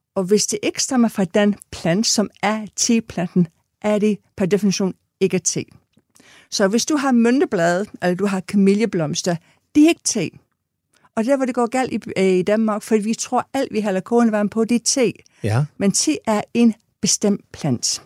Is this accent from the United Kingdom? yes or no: yes; England, United Kingdom; now in Denmark; er født og opvokset i England